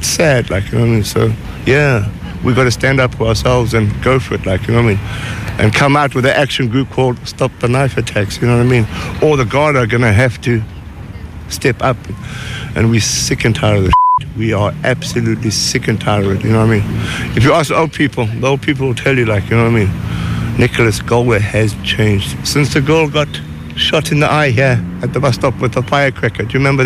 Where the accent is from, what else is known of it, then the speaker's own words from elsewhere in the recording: South Africa; moved away; also born or lived in Zimbabwe; I grew up in Rhodesia, which then became Zimbabwe, and Mom and Dad went back to England, and I grew up in Africa, which was then apartheid